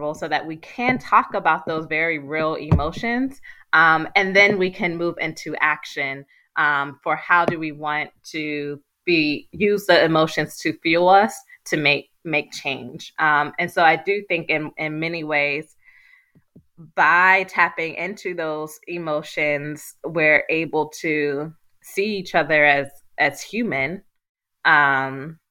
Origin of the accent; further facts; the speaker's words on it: Pittsburgh, Pennsylvania, United States; how I was brought up in Pittsburgh